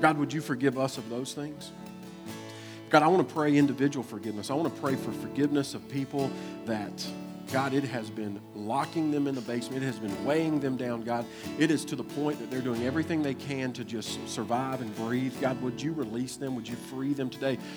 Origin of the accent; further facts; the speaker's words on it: Kentucky, United States; I'm from Kentucky